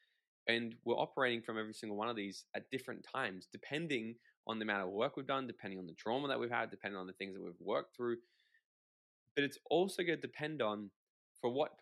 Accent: Australia; I'm Australian.

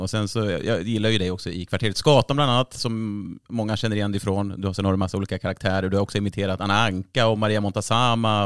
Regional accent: Örebro, Örebro County, Sweden; min hemstad. Örebro

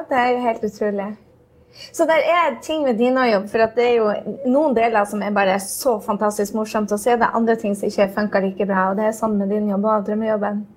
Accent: Norway; now in New York, United States; Jeg var nettopp hjemme i Norge hvor jeg eh, var nervøs for et skoletreff

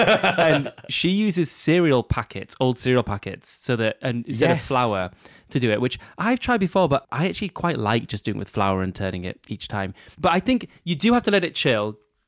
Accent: Texas, United States; I don't know if I'm saying that right, but anyway. And I'm from Texas and an elementary school teacher.

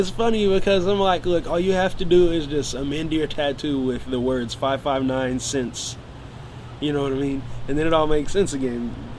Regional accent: Fresno, California, United States; also born or lived in Pasadena, California; Fresno, it's my hometown.

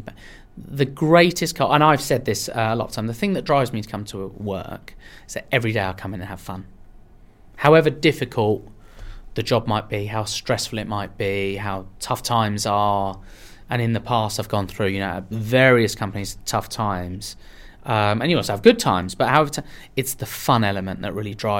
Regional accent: Marlow, South East England, United Kingdom; English is a second language; also born or lived in Iran / London; I moved to... Marlow in Buckinghamshire when I was five, and as I say, I'd been in the UK 6 or 7 months. When I arrived in the UK, I couldn't speak any English

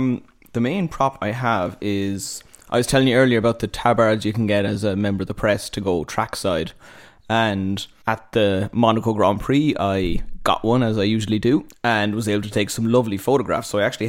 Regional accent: Cork, Munster, Ireland; I am from Cork

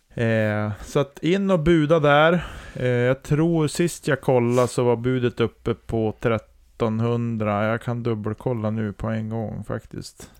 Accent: Storuman, Västerbotten County, Sweden; also born or lived in Sorsele / Holmsund; jag föddes ju i Sorsele och sen flyttade vi till Storuman

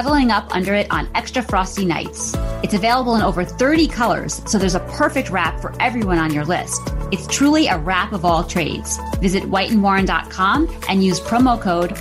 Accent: Monroe, United States; moved away as an adult; also born or lived in New York City; I left Monroe. I went to New York City. I went to FIT.

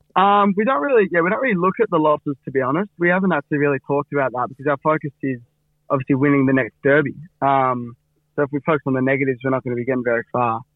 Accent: Fremantle, Western Australia, Australia; for the locals like me and Cam and, uh, a few other boys. It, it means a lot to us growing up in Frio and growing up in East Fremantle

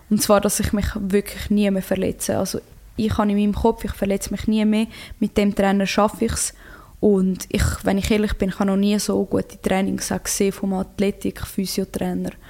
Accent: Croatia; ich bin Kroatin und ich hätte auch, ich, ich mich immer für Kroatien entschieden.

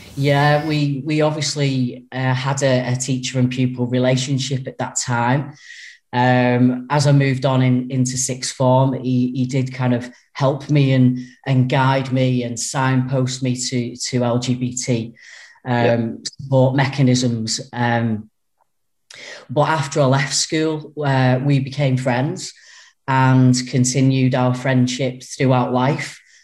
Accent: Runcorn, North West England, United Kingdom; I was born and brought up in Runcorn.

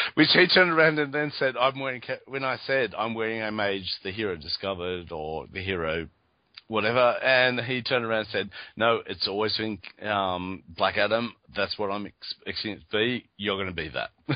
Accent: Australia; I'm from Australia

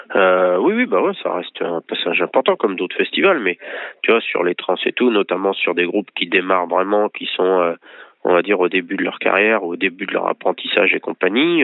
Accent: Angers, Pays de la Loire, France; moi, je suis d'Angers, je suis toujours à Angers

